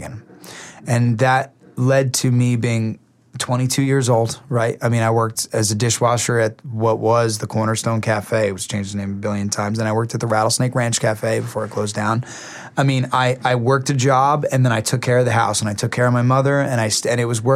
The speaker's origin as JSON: {"language": "English", "region": "New Jersey", "country": "United States", "also_born_or_lived": "Nashville / Arizona", "moved": "as an adult", "said": "I'm from Jersey"}